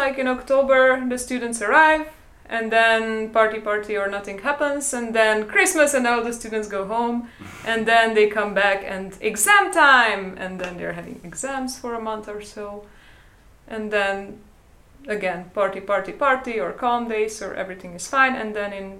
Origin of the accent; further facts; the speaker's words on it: Turda, Cluj County, Romania; It's not village, but it's... I'm from Turda, which is a town 30 kilometers from here, and it has 50,000 inhabitants.